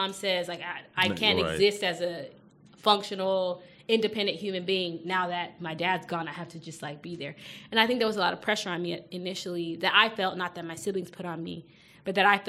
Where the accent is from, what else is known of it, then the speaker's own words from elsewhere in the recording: Nigeria; being Nigerian and being in a Nigerian community